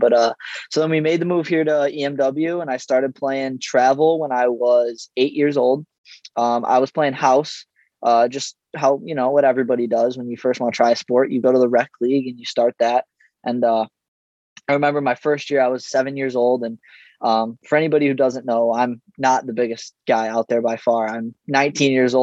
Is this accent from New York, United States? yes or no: yes; Elma, New York, United States; also born or lived in South Buffalo, New York; I'm originally from Elma, New York. So I attended Iroquois High School